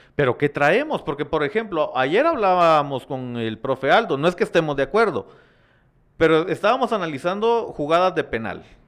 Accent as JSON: {"language": "Spanish", "country": "Guatemala", "said": "como guatemalteco"}